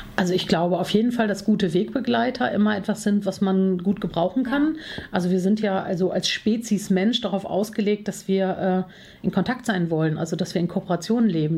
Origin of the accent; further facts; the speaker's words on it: Cologne, North Rhine-Westphalia, Germany; bin Kölnerin, Herzblutkölnerin, äh, lebe hier schon seit vielen Jahren.